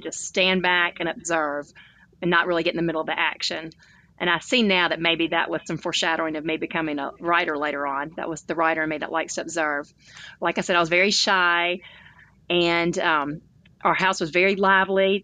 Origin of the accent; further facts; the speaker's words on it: Tuscaloosa, Alabama, United States; now in Birmingham, United States; I grew up in Tuscaloosa, Alabama, which is a college town